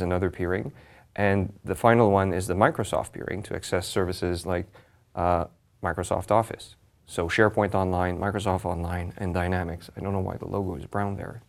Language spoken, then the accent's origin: English; Montreal, Quebec, Canada; I'm from Montreal